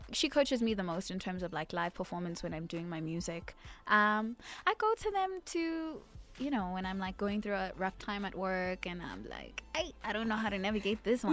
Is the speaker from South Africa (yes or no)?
yes; South Africa